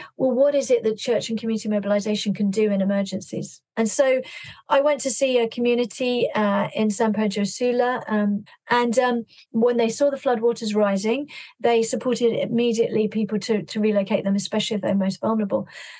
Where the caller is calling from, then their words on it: London, United Kingdom; I'm calling from London and just looking out the window.